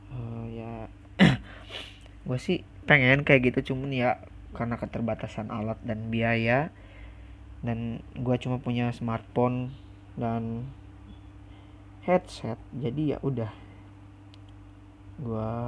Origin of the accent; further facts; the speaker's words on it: West Java, Indonesia; accent: Sunda kasar; Indonesian is a second language; awal perkenalan gue juga masih kaku ngomong bahasa Indonesia soalnya gue juga orang Sunda kan Sundanya Sunda kasar lagi